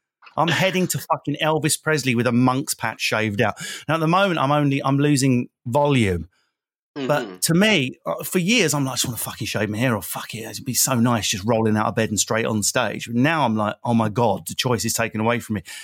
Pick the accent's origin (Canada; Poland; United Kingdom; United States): United Kingdom; Essex, East of England; moved away; I'm from Essex